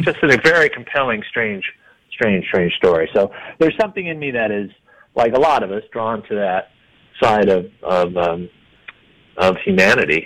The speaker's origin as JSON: {"language": "English", "region": "Iowa", "country": "United States", "moved": "yes", "lives_now": "Denver, United States", "said": "I'm from Iowa"}